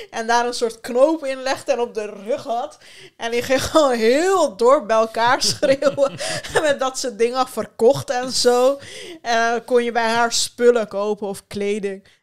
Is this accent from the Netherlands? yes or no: no; Turkey; also born or lived in Sivas, Turkey; je kan niet anders dan als Turkse meid op een gegeven moment denken van oké, ik moet mezelf gewoon van iedereen beschermen